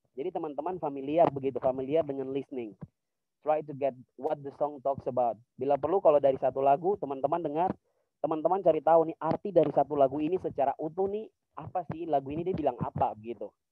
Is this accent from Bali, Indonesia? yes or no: no; Serui, Papua, Indonesia; dulu saya dari Serui